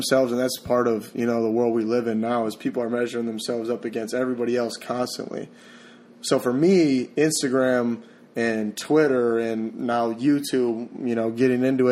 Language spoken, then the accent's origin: English; Wisconsin, United States; moved away; also born or lived in Seattle; I'm from Wisconsin, you know, born and raised, kind of. I went to Seattle for a little bit and some other places